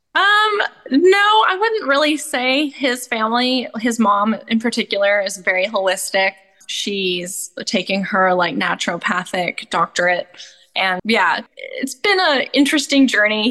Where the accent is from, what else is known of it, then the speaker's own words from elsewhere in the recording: Canada; also born or lived in Australia; now in United States; I grew up in Canada.